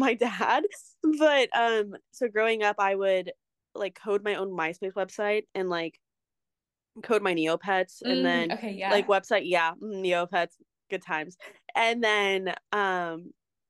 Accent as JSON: {"language": "English", "town": "Irvine", "region": "California", "country": "United States", "said": "I'm from Irvine, California"}